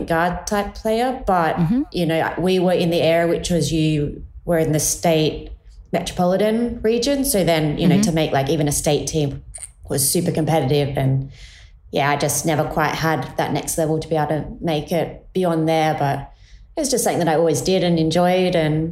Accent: Adelaide Hills, South Australia, Australia; moved away as an adult; I grew up in the Adelaide Hills, and I have two brothers

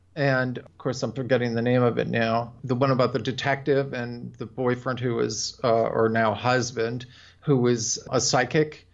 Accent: Buffalo, New York, United States; moved away; I'm from Buffalo originally, so we're very nasal there

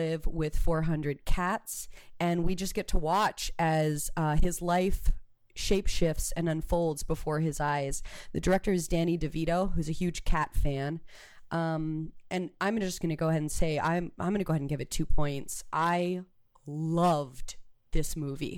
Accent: Roswell, New Mexico, United States; now in Los Angeles, United States; Originally from Roswell, New Mexico, and I'm an actor and a musician and a writer living out here in Los Angeles.

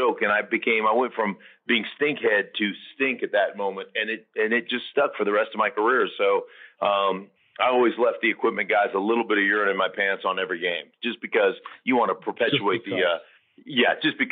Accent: Alaska, United States; moved away as an adult; also born or lived in Idaho; I grew up in Alaska.

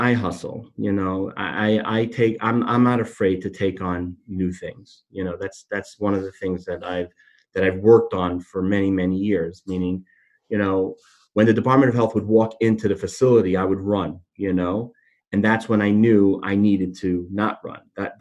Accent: Miami, Florida, United States; moved away as an adult; now in New York, United States; I'm not from New York originally, I'm from Miami

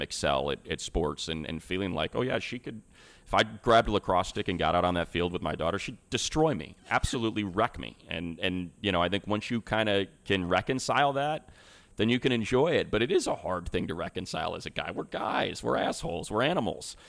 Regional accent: Northwest Indiana, United States; also born or lived in Chicago; now in Southern California, United States; I was born and raised in Northwest Indiana, south side of Chicago

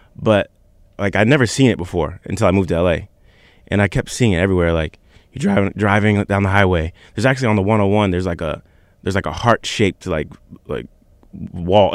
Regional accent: Virginia Beach, Virginia, United States; I'm from Virginia Beach, Virginia.

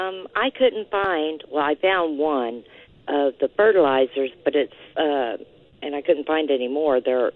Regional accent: Colorado Springs, Colorado, United States; moved away as an adult; I'm originally from Colorado, but I've been here for about 4 years.

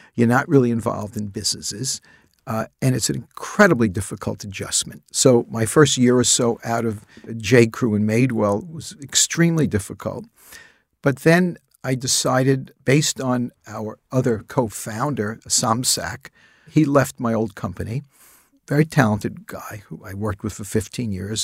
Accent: New York City, New York, United States; I spent my childhood years growing up in the Bronx

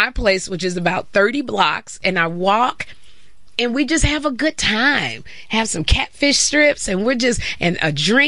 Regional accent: Chicago, Illinois, United States; also born or lived in Hoffman Estates, Illinois; now in New York, United States; Chicago by way of Hoffman Estates, Illinois, the northwest suburb.

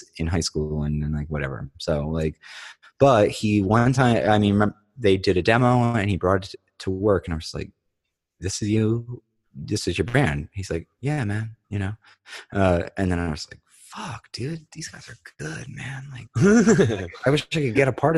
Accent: Dover Plains, New York, United States; now in Staten Island, United States; We grew up in this small rural village and the Hudson Valley, Dover Plains

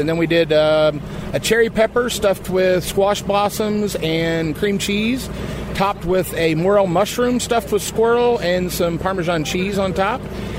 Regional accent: Kansas City, Missouri, United States; Kansas City, Missouri.

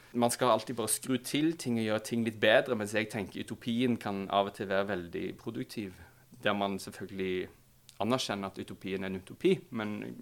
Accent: Stavanger, Rogaland, Norway; now in Oslo, Norway; Jeg er fra Stavanger

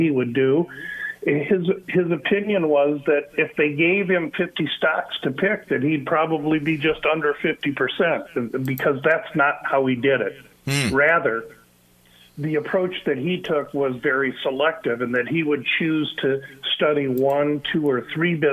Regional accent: Omaha, Nebraska, United States; I come from Omaha, Nebraska

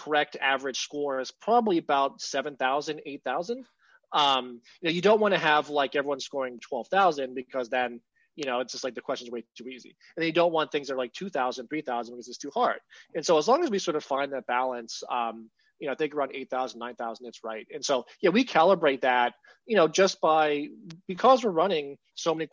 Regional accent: Pittsburgh, Pennsylvania, United States; I grew up in Pittsburgh

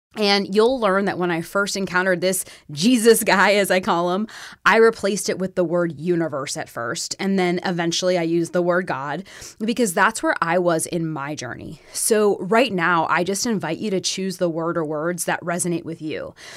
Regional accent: Florida, United States; moved away as an adult; now in Tennessee, United States; growing up in Florida, there were always other Jewish kids around.

